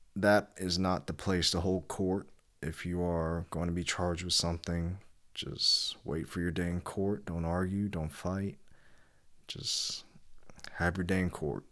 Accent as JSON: {"language": "English", "region": "Kentucky", "country": "United States", "tie": "born or raised there", "said": "I was born in Kentucky"}